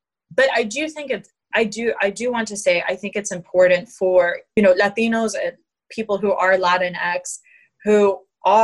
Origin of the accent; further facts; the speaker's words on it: Dahlonega, Georgia, United States; I grew up in Dahlonega, Georgia, in a small town